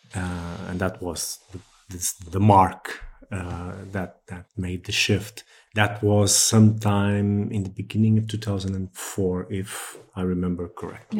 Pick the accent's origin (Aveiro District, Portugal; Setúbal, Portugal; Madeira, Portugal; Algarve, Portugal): Setúbal, Portugal; I'm from Setúbal, which is a few kilometers south of Lisbon, so around the area